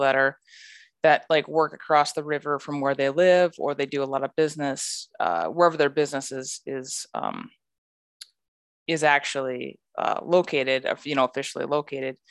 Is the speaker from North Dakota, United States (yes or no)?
yes; rural North Dakota, United States; I'm from a rural, like, rural North Dakota